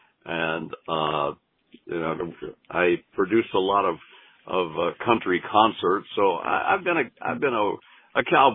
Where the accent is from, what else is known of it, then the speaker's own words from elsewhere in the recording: California, United States; also born or lived in Flint, Michigan; I had my second birthday in California. My parents were from the hills of Missouri